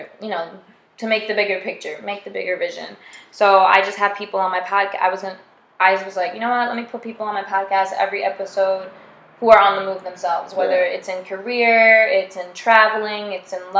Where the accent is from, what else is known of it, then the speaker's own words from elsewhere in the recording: Long Island, New York, United States; moved away as an adult; also born or lived in Queens; now in Los Angeles, United States; I'm from Long Island originally